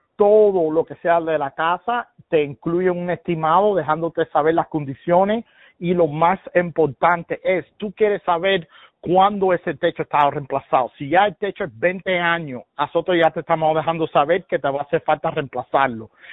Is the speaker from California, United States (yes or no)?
no; Miami, Florida, United States; yo soy de Miami, nacido y criado, y mis padres son cubanos